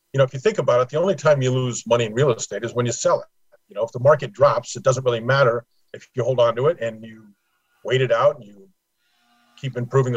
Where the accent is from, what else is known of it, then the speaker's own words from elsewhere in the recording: Los Angeles, California, United States; moved away as an adult; also born or lived in Pasadena; now in Florida, United States; grew up in Los Angeles, moved to Florida in 2006